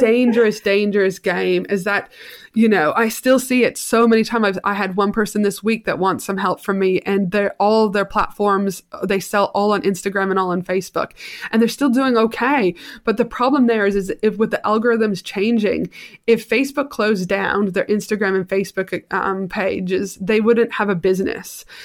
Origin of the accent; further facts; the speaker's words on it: Canada; I am super Canadian, very proud